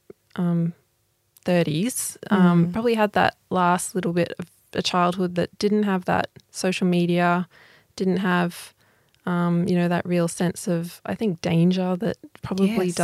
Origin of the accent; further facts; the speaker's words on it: Toowoomba, Queensland, Australia; I grew up in Toowoomba in Queensland.